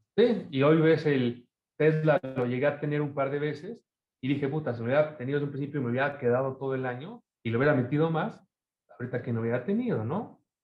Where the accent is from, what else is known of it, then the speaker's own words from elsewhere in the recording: Mexico; also born or lived in Argentina; now in Toronto, Canada; en México estamos muy pegados